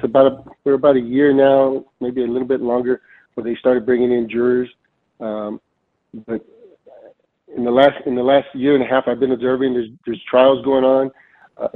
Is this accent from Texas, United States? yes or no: yes; Edinburg, Texas, United States; moved away as an adult; now in McAllen, United States; I'm originally from Edinburg, been in McAllen the last 33 years